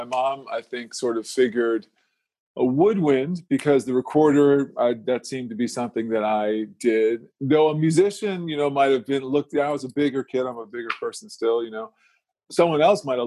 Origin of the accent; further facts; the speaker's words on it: Silver Spring, Maryland, United States; moved away as an adult; also born or lived in Washington, D.C. / Detroit / Miami; now in Phoenix, United States; I was born in D.C. and grew up around D.C. I grew up mostly in Silver Spring, Maryland